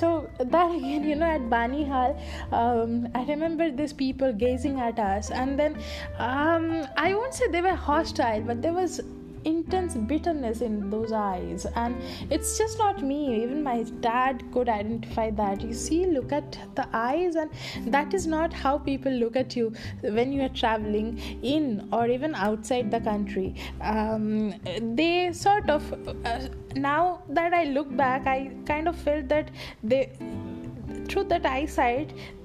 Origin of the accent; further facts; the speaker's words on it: Kolkata, West Bengal, India; also born or lived in Bankura; I come from Calcutta, which is still not a party city